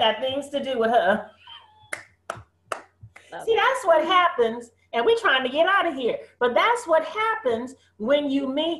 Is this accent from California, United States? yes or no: yes; San Francisco, California, United States; up in San Francisco, right?